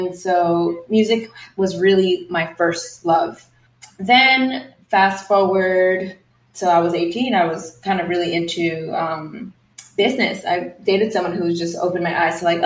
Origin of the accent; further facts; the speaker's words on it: New York City, New York, United States; moved away as an adult; now in Los Angeles, United States; I was born and raised in Queens, New York, and I've lived there for most of my life.